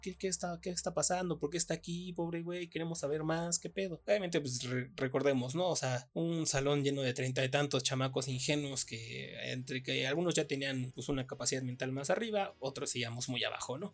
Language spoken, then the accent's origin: Spanish; Mexico